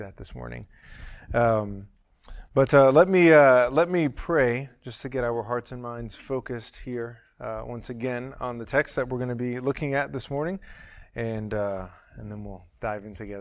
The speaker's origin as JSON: {"language": "English", "town": "New York City", "region": "New York", "country": "United States", "moved": "yes", "said": "I'm from New York originally, from Manhattan"}